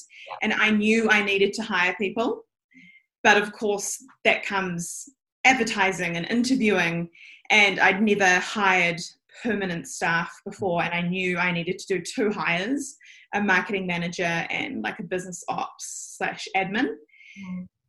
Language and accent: English; Auckland, New Zealand; I am born and raised in Auckland